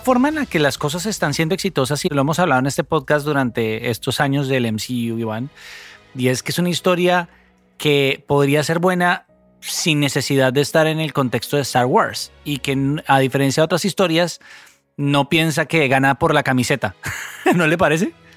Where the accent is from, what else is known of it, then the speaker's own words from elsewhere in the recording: Colombia; un país como el nuestro